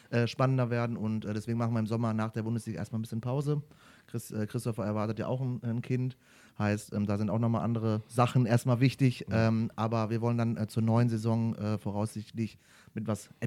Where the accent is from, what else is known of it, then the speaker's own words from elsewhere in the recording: Duisburg, North Rhine-Westphalia, Germany; komme ich {S2} ja aus dem äh, wunderschönen Ruhrpott, {S0} äh, so. aus {S2} Duisburg am Rhein. Heißt, äh, da bin ich aufgewachsen